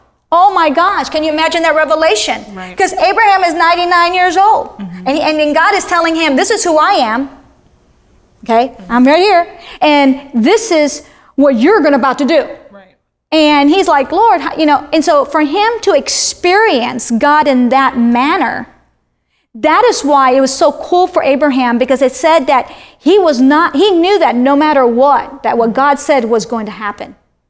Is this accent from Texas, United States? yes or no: no; Miami, Florida, United States; I'm in this area that I'm from Miami.